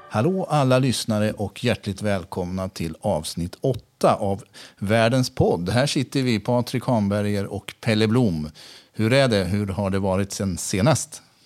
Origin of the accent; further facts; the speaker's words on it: Sweden; moved away as an adult; also born or lived in Lanzarote, Spain / Gran Canaria, Spain; jag som svensk